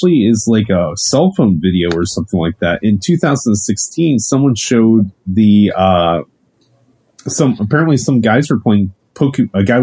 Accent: Ohio, United States; moved away; I'm originally from Ohio

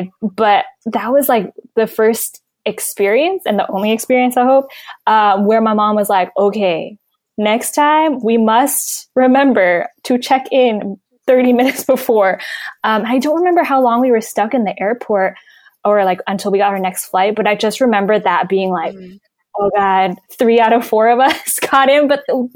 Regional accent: California, United States; we're all from California

